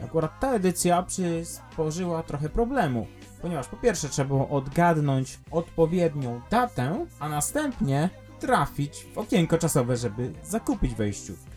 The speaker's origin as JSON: {"language": "Polish", "region": "eastern Poland", "country": "Poland", "said": "jestem ze wschodu"}